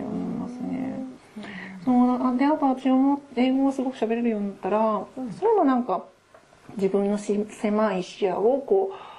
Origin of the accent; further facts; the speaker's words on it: Aichi, Japan; now in Gifu, Japan; 愛知で私もあれ育って、海がそばだったので